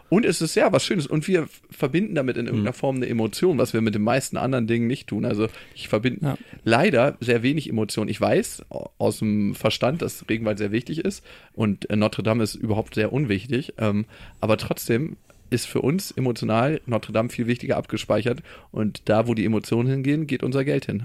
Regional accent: Germany; wir als Deutsche

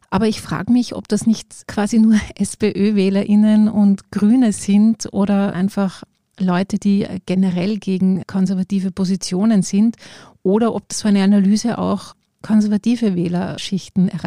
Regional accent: Tyrol, Austria; Also ich bin in Tirol aufgewachsen und das war immer so ein Hintergrundrauschen.

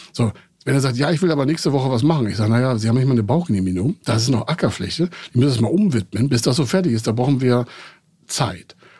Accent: Heide, Schleswig-Holstein, Germany; in dem Ort, wo ich groß geworden bin, Heide-Holstein

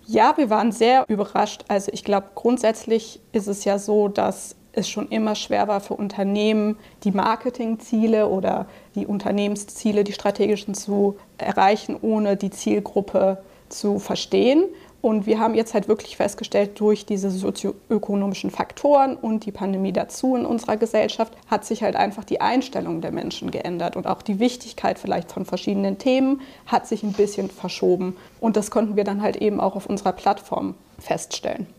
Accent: Cologne, North Rhine-Westphalia, Germany; moved away as an adult; also born or lived in Dublin, Ireland; now in Munich, Germany; ich bin tatsächlich gebürtige Kölnerin

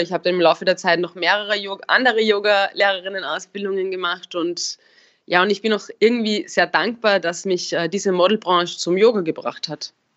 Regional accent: Upper Austria, Austria; moved away; also born or lived in Vienna; ich komme ja aus Oberösterreich, eher vom Land

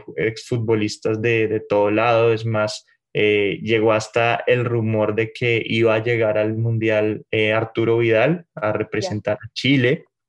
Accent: Bogotá, Colombia; moved away as an adult; also born or lived in Mexico City, Mexico; now in Mexico; Yo soy bogotano, de la capital.

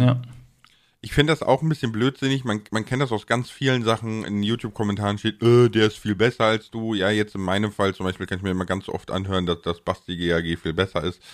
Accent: Ahr Valley, Rhineland-Palatinate, Germany; da ich aus dem Ahrtal komme

